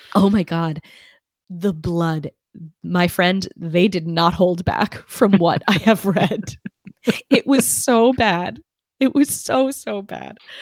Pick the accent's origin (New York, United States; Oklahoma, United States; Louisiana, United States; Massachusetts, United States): New York, United States; New York City; I almost said soaring 'cause I'm from Brooklyn